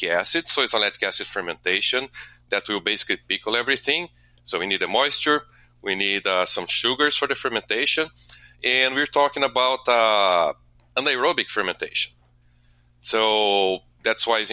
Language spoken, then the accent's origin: English; Brazil; moved away as an adult; now in Milwaukee, United States; I'm originally from Brazil. I came to U.S. to do my PhD